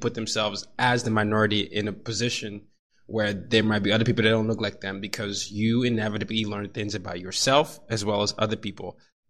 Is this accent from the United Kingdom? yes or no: no; Nigeria; also born or lived in 5 countries; I am a Nigerian who grew up in 5 countries and 4 continents, and I've always been the minority everywhere I've been.